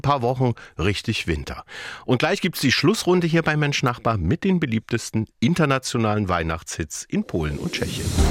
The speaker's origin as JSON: {"language": "German", "region": "Saxony", "country": "Germany", "said": "Bei uns in Sachsen"}